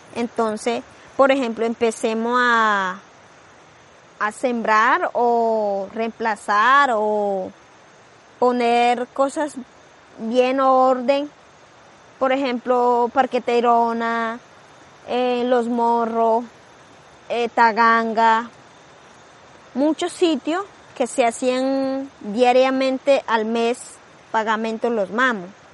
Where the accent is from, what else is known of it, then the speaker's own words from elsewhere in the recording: Colombia; Spanish is a second language; moved away; also born or lived in Palomino; yo vengo raíz de la Sierra Nevada de la Punta, que se llama Noavaca